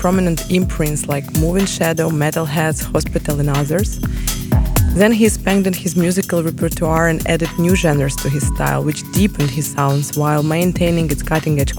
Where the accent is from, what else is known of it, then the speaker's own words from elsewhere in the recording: Kyiv, Ukraine; moved away; I'm from Kyiv, Ukraine, the capital of brave people.